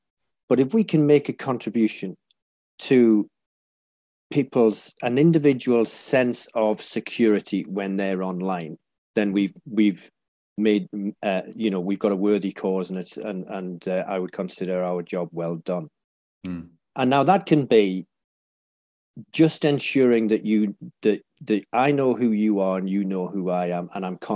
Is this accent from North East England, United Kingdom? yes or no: yes; Whitley Bay, North East England, United Kingdom; also born or lived in North Shields; I was born there and grew up in the next town down, a place called Whitley Bay